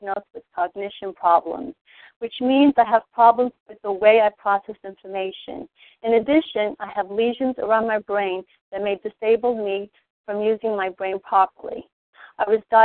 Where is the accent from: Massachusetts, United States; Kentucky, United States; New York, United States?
New York, United States; New York City; I was born and raised in New York City